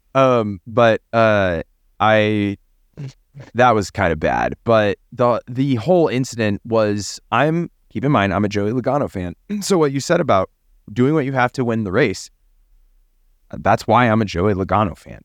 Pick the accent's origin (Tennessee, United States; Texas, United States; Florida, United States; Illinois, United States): Texas, United States; I'm from Texas